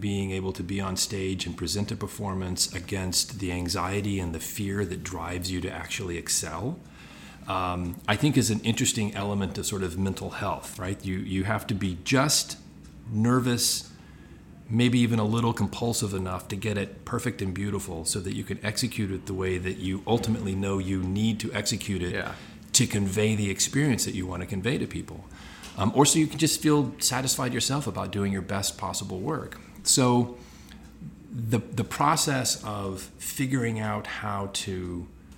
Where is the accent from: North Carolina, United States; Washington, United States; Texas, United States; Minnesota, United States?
Texas, United States; Houston; I was born in Houston, Texas